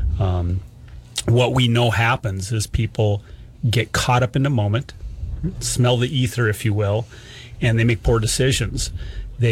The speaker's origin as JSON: {"language": "English", "town": "Rapid City", "region": "South Dakota", "country": "United States", "tie": "born or raised there", "moved": "yes", "said": "I grew up in Rapid City"}